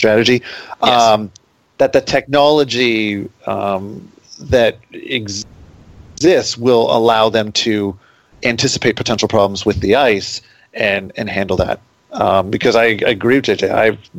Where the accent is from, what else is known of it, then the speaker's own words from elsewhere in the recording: Toronto, Ontario, Canada; now in Detroit, United States; I mean, I grew up in Toronto, and you know, there was Maple Leaf Gardens, and that was where the Leafs were.